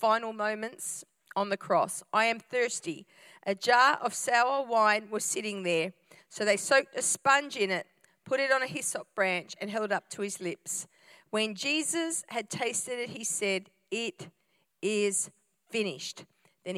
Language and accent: English; Australia; I'm an Aussie-Italian hybrid